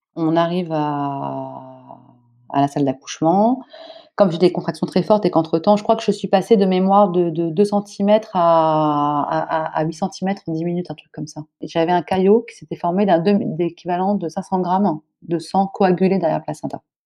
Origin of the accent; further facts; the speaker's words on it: France; also born or lived in Senegal; moi, je suis française